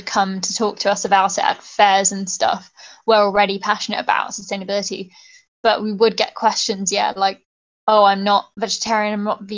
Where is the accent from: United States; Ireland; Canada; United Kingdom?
United Kingdom; Bristol, South West England; now in London, United Kingdom; I'm from Bristol, and I think the culture of Bristol is really kind of pro-environment